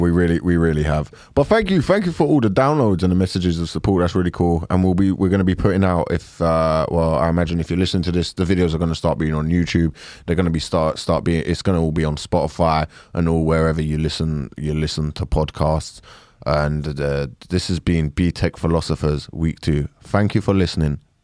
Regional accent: United Kingdom; I like being British

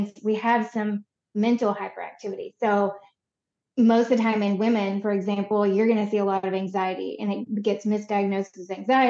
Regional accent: Conway, Arkansas, United States; moved away as an adult; also born or lived in Chicago; I was born in Conway, Arkansas, and raised here for most of my life

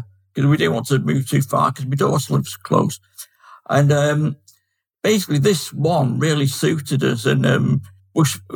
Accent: Manchester, North West England, United Kingdom; moved away as an adult; now in Chesterfield, United Kingdom; I'm from Manchester with my accent, but living in Chesterfield now

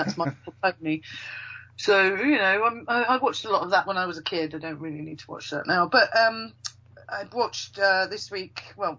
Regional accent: Yorkshire and the Humber, United Kingdom; I should really, because obviously I'm from Yorkshire, and it was 1984.

